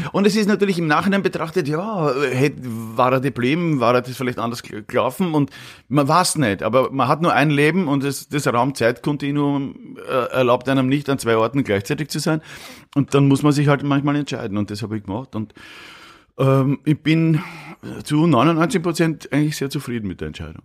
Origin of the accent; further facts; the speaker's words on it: Vienna, Austria; accent: Viennese; moved away as an adult; also born or lived in Munich, Germany; now in Germany; ich komme ja aus Döbling, aus dem schönen Döbling, mhm. nicht? Aus Döbling komme ich, aber aus dem Gemeindebau